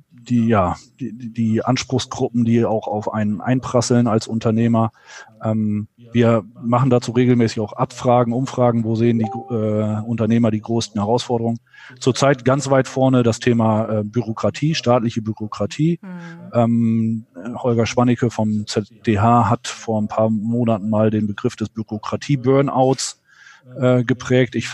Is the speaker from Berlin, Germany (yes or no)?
no; Lower Saxony, Germany; Und dann kam irgendwann die Möglichkeit, zurück in den Nordwesten, in meine Heimatregion äh, zu wechseln